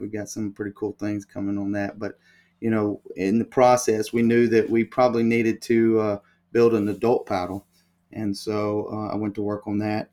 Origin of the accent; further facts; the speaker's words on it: Alabama, United States; I'm from Alabama. Um, I grew up in Alabama, went to school at the University of Alabama